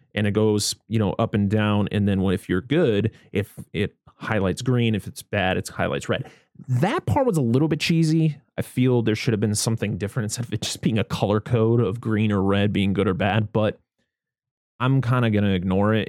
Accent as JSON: {"language": "English", "country": "United States", "said": "being American"}